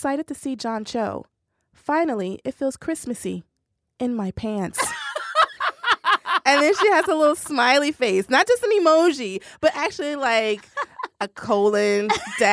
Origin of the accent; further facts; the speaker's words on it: Tennessee, United States; I'm from Tennessee, and my Southern identity is very important to me